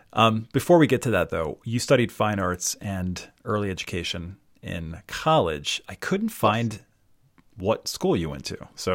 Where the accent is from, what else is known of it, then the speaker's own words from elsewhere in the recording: Baltimore, Maryland, United States; also born or lived in Rhode Island / New York / Philadelphia area; now in outside Philadelphia, United States; I'm from Baltimore, Maryland. But jumped around a little bit. I went to RISD, and after RISD, moved to New York